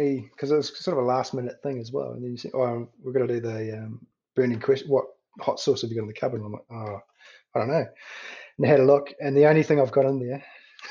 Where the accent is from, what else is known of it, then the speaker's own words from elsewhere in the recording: Nelson, New Zealand; my hometown, Nelson